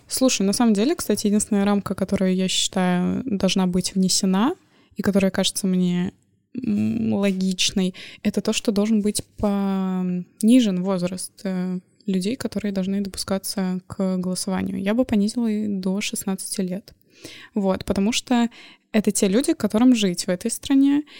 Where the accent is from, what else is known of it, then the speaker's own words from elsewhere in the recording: Moscow, Russia; moved away as an adult; now in Saint Petersburg, Russia; Я человек, который родился в Москве и прожил, соответственно, там всю жизнь